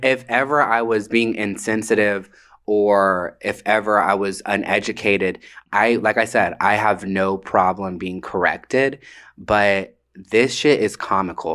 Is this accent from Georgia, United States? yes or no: yes; Atlanta, Georgia, United States; I grew up in Atlanta